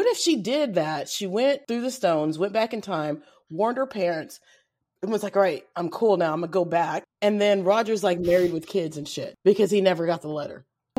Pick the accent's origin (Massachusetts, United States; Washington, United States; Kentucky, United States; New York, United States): Kentucky, United States; accent: Kentucky twang; I've got a Kentucky twang.